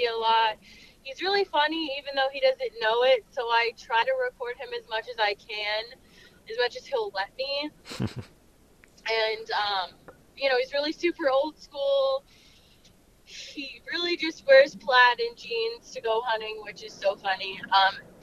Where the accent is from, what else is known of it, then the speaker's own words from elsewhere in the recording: Florida, United States; moved away as an adult; now in Missouri, United States; I am originally from Florida, but I've lived in Missouri for 6 or 7 years now